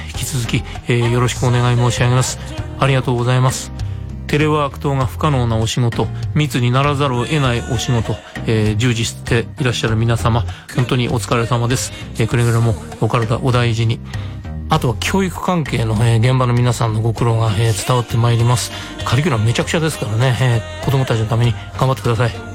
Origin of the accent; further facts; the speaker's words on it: Tokyo, Japan; 私東京の人間なので